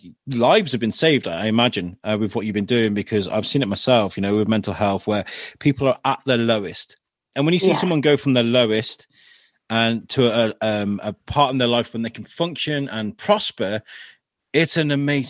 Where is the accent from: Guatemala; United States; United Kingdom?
United Kingdom; we're British, we're over polite, and we're not direct in our nature, you know.